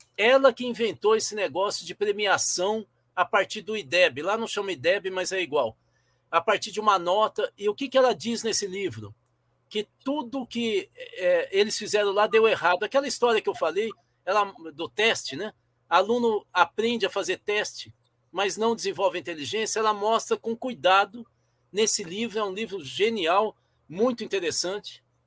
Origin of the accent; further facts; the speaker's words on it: Brazil; eu sou educador e eu sou brasileiro